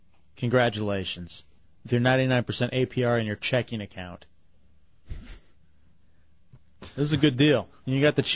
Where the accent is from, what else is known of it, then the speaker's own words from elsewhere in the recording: Dallas, Texas, United States; I'm from Dallas